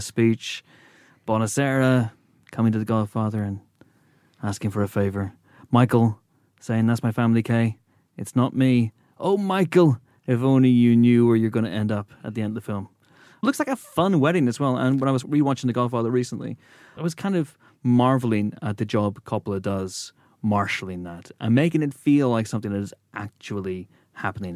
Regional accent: Northern Ireland, United Kingdom; moved away; we're Northern Irish

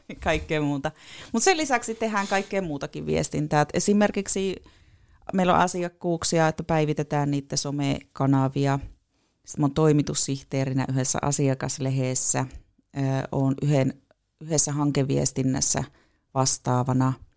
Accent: Puolanka, North Ostrobothnia, Finland; also born or lived in Tornio; now in Oulu, Finland; minä oon Puolangalta kotoisin

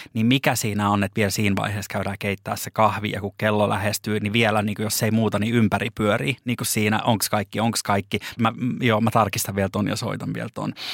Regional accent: Lappeenranta, South Karelia, Finland; now in Helsinki, Finland; mie tuun Lappeenrannasta

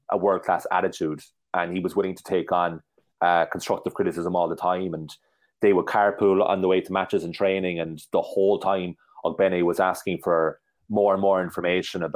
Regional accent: Ireland; we, as Irish football fans

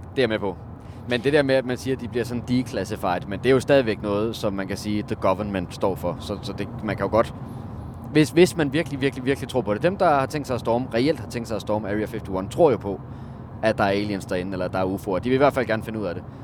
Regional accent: Denmark; jeg er fra Jylland

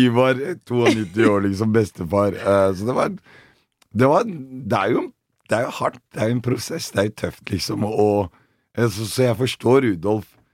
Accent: Oslo, Norway; jeg vokste opp på Bøler, og så har jeg flytta ut

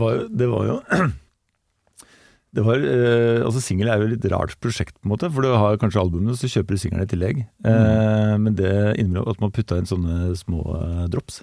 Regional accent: Gjøvik, Innlandet, Norway; also born or lived in Oslo; Jeg ble født i Oslo, men jeg vokste opp på Gjøvik.

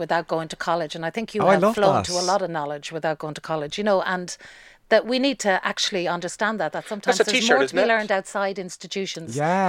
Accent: Mohill, Connacht, Ireland; There's a place just near my hometown in Mohill, County Leitrim

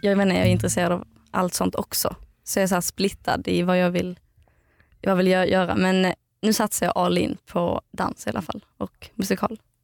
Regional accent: outside Eslöv, central Skåne, Sweden; moved away; Jag kommer från eh, Skåne. Mitten, i Skåne, mitten på Skåne typ

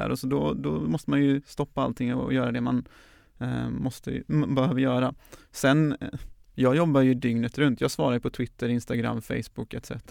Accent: Gothenburg, Västra Götaland, Sweden; 31-årig göteborgare som, ehm, ja, gillar att arbeta för människors rättigheter. Jag eh, är uppvuxen eh, i Göteborgs förorter, har eh, utländsk bakgrund men är född här i Sverige.

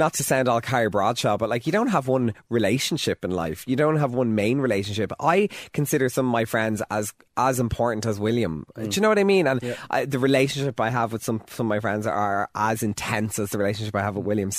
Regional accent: Dublin, Leinster, Ireland; Nutgrove to me, because I grew up there

